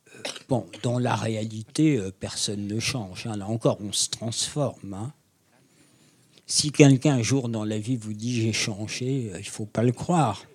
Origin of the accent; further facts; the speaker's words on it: France; je suis français